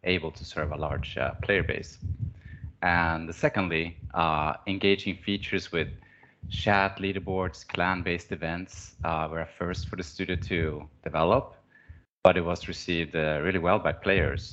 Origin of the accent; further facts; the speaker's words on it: Stockholm, Stockholm County, Sweden; I'm from Stockholm, where I work and live with my family.